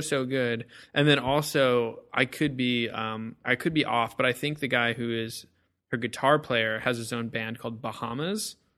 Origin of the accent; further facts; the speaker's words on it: Whittier, California, United States; I'm from Whittier